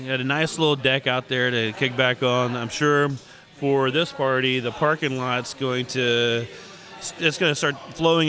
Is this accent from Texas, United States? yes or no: yes; Humble, Texas, United States; I grew up in Humble